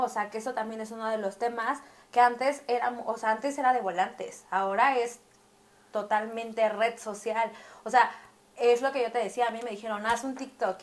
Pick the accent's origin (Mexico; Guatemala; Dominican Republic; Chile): Mexico; Mexico City; Y yo soy de aquí de Ciudad de México